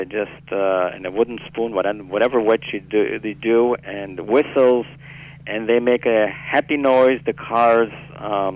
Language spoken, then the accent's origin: English; Italy; now in New York, United States; I'm originally from Italy